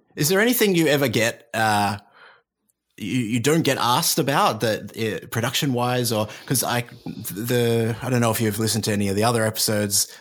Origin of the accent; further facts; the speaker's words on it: Australia; I'm Australian